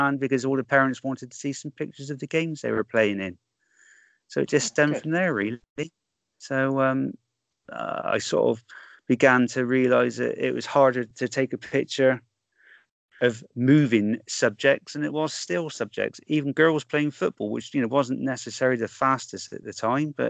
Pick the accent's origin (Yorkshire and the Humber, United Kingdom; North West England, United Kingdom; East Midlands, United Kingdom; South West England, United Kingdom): South West England, United Kingdom; Frome; I come from Froome